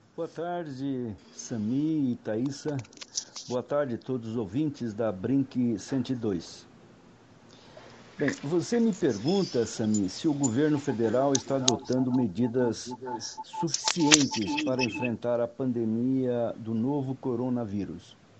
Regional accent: Brazil; todos nós somos brasileiros

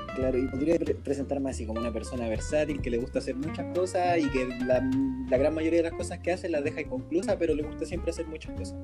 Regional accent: Chile; siendo chilenos

